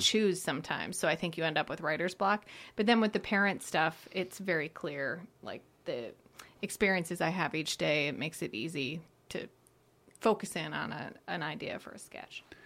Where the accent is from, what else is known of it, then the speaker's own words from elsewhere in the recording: outside of Detroit, Michigan, United States; moved away; also born or lived in Chicago; I grew up outside of Detroit